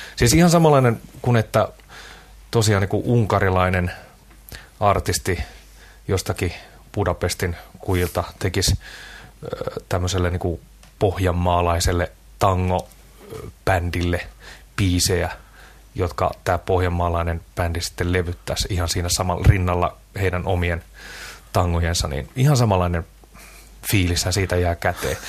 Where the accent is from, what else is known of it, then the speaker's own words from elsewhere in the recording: Hamina, Kymenlaakso, Finland; mä oon Haminasta kotoisin